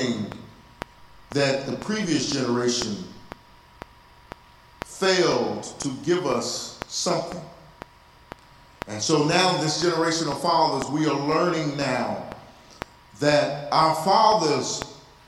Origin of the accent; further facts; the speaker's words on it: Texas, United States; I'm from Texas